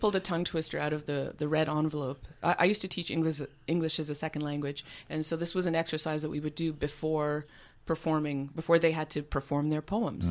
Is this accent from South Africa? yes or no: no; Montreal, Quebec, Canada; moved away as an adult; also born or lived in Vancouver; now that I moved back to Montreal, which is, uh, you know, where, where I was from, where I'm from originally